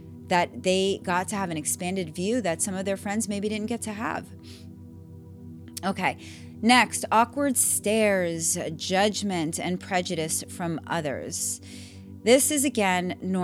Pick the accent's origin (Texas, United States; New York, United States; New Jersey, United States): New York, United States; moved away as an adult; I grew up in New York, and I would say that I had a really great education system. And then I moved here and I raised my kids here